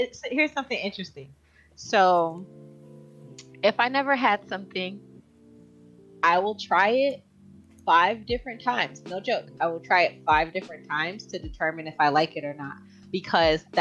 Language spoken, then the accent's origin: English; Jamaica; I'm Jamaican